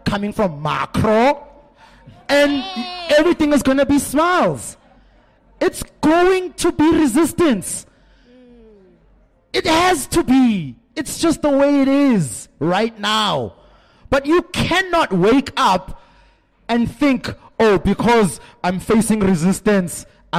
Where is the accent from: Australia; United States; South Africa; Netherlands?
South Africa; I'm from South Africa